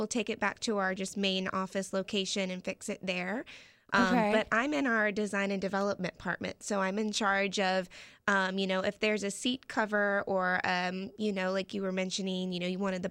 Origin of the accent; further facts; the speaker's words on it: St. Johns River, Florida, United States; I grew up on the river. We lived on the St. John's River